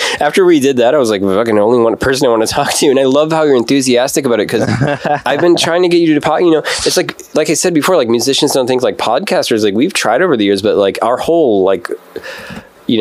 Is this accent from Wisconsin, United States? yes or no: yes; Stoughton, Wisconsin, United States; also born or lived in Madison / Chicago; my youth was in this suburb, super racist, shitty little town called Stoughton